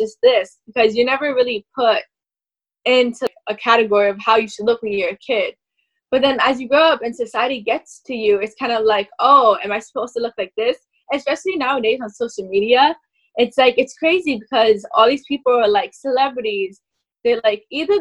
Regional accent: New York, United States; I'm from New York

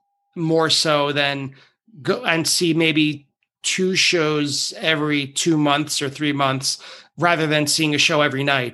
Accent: New York, United States; Well that's where I grew up. It's a very Long Island.

